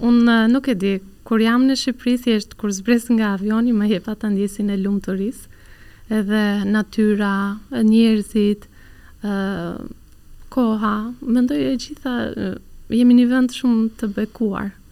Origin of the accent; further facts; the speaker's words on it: Turkey; Albanian is a second language; moved away as an adult; now in Albania; kur kam qenë në Turqi duke punuar